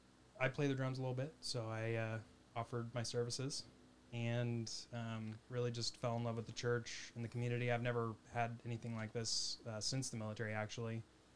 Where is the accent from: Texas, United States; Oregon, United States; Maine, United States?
Oregon, United States; I'm also from Oregon, so that...